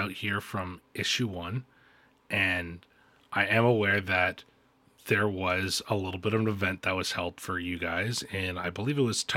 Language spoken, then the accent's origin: English; Niagara Falls, Ontario, Canada; I'm from Niagara Falls, Canada